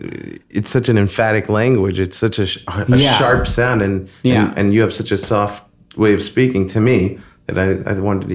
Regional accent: Long Beach, New York, United States; moved away as an adult; also born or lived in Flushing, Queens; now in Los Angeles, United States; I spent most of my childhood in Long Island. We moved there when I was just about six from Queens, from Flushing, Queens. And I still feel like a Queens person.

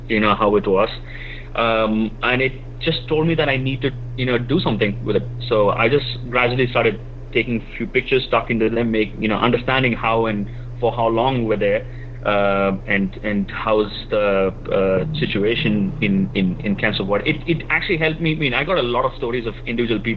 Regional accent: Kerala, India; moved away as an adult; now in San Francisco, United States; it's my own, you know, my hometown. So I speak the language. I speak Malayalam

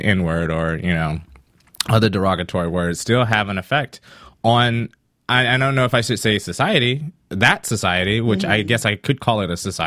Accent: South Carolina, United States; moved away as an adult; now in California, United States; I grew up in an all black neighborhood in South Carolina

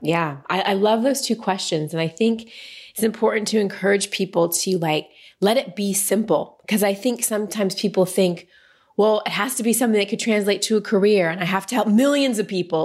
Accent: Texas, United States; also born or lived in Wisconsin; I was born in Wisconsin, then we moved to Texas when I was like two and a half.

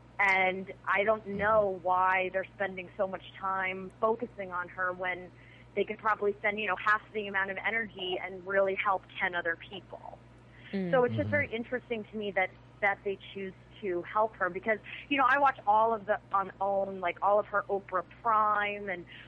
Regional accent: East Coast, United States; now in Pasadena, United States; Grant and I grew up on the East Coast

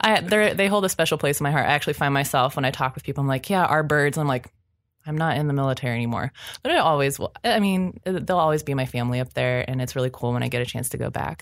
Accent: Ohio, United States; I grew up in Ohio

